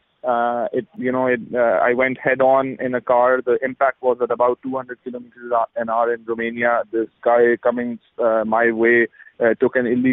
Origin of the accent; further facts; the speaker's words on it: Lahore, Punjab, Pakistan; moved away; also born or lived in San Francisco; Lahore, my hometown